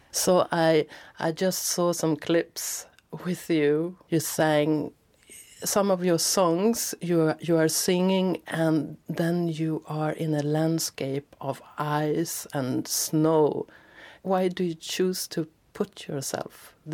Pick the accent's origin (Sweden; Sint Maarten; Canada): Sweden; I'm from Sweden